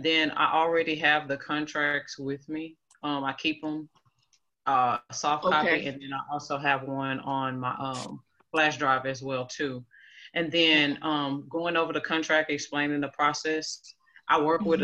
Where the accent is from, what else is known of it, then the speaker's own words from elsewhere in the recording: Houston, Texas, United States; now in Dallas, United States; I'm from Houston, Texas